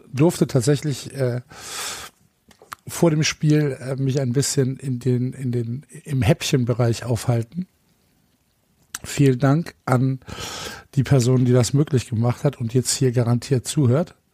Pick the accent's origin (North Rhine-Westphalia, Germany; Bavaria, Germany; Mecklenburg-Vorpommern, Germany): North Rhine-Westphalia, Germany; Cologne; obwohl ich Kölner bin und kein Gladbacher.